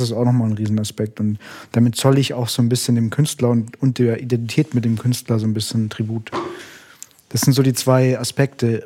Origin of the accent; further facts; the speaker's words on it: Munich, Bavaria, Germany; ich bin in München aufgewachsen